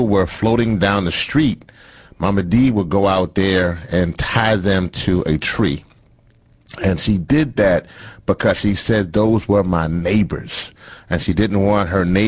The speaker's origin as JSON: {"language": "English", "region": "Louisiana", "country": "United States", "tie": "born or raised there", "said": "my parents are both from the island of Trinidad, but I was born in Louisiana."}